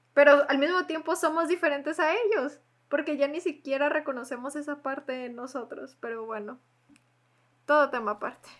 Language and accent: Spanish; Mexico; compartimos todas las mexicanas